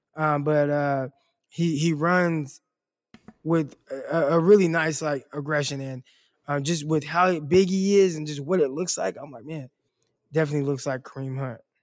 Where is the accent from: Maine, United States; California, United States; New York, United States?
California, United States; Stockton; Stockton, obviously my hometown, two oh nine